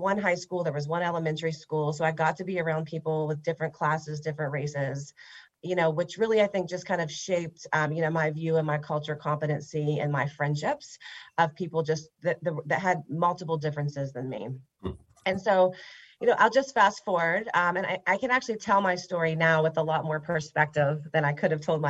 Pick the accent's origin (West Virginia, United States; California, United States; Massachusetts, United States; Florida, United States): West Virginia, United States; Huntington; now in Fort Thomas, United States; I grew up in Huntington, West Virginia.